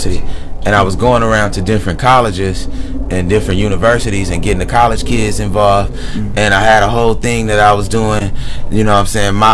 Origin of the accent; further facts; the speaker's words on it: Lynwood, California, United States; growing up in Linwood